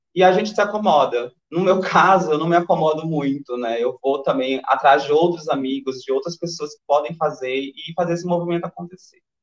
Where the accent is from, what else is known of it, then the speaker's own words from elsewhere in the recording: interior of Maranhão, Brazil; accent: paraense; now in São Luís, Brazil; eu sou do interior do Maranhão, na verdade. É, sou de Luz do uma cidade chamada Luz Domingues, que fica 12 horas de viagem daqui